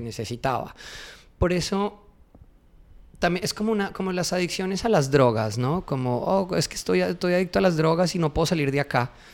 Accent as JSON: {"language": "Spanish", "area": "interior of Colombia", "region": "Andean region", "country": "Colombia", "said": "Yo soy del interior de Colombia"}